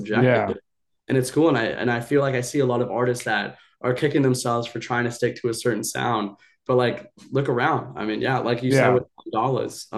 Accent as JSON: {"language": "English", "region": "Hawaii", "country": "United States", "tie": "born or raised there", "also_born_or_lived": "Bali", "moved": "yes", "said": "I grew up half in Hawaii. I spent a lot of my life in Bali."}